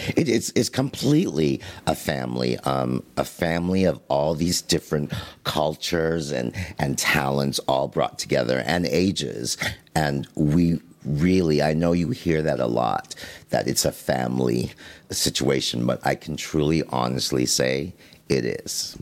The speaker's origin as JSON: {"language": "English", "country": "Canada", "said": "I'm Canadian"}